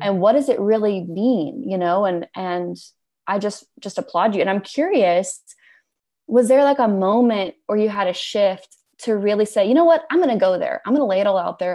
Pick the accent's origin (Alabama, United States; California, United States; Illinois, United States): Alabama, United States; moved away; also born or lived in New York City; I grew up in Alabama